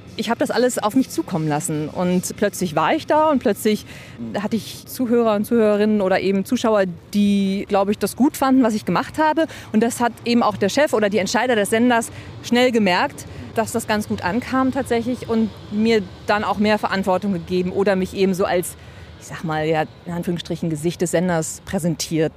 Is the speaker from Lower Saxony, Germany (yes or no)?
yes; Lower Saxony, Germany; moved away; also born or lived in Hamburg / Trier / Berlin; Ich komme äh, gebürtig aus Niedersachsen so zwischen Hildesheim und Göttingen aus dem Leinetal und da bin ich geboren und aufgewachsen